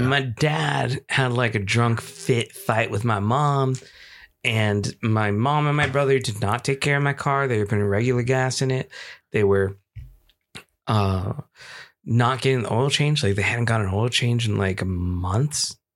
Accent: Chino Hills, California, United States; also born or lived in San Francisco, California; my hometown, Chino Hills, California

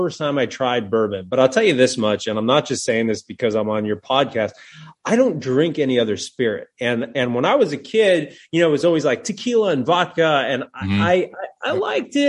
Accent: New Jersey, United States; moved away; also born or lived in Atlanta, Georgia; I'm from Jersey

